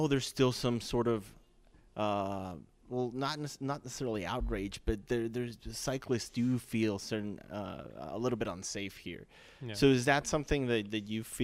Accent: Mexico; moved away as an adult; also born or lived in North Carolina / Florida; now in Chicago, United States; I'm not from the States. I'm from Mexico. I'm here on a work visa

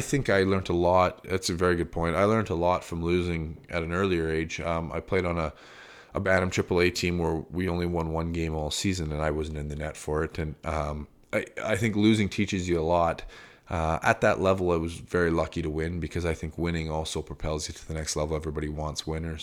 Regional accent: Calgary, Alberta, Canada; I grew up in Calgary in big schools

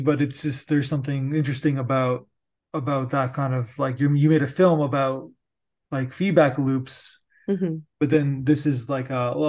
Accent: Niagara Falls, Ontario, Canada

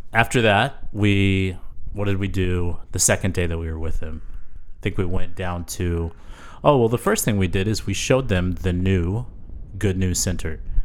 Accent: San Antonio, Texas, United States; growing up in San Antonio, our church was started by Leonard Coote

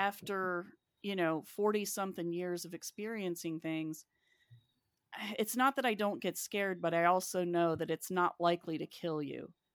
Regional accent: West Virginia, United States; moved away; also born or lived in Athens; I grew up in West Virginia

